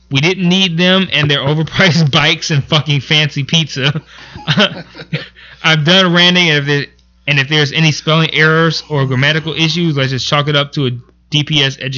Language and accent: English; Detroit, Michigan, United States; Growing up in Detroit ain't all that bad.